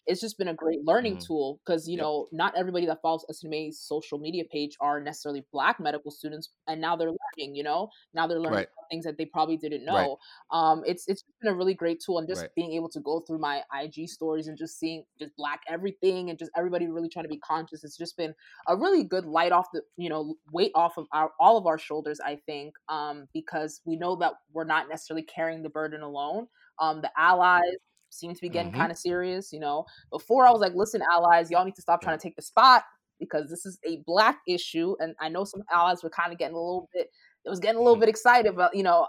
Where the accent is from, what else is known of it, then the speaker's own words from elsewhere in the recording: Nigeria; As African. I'm Nigerian and we say Koro.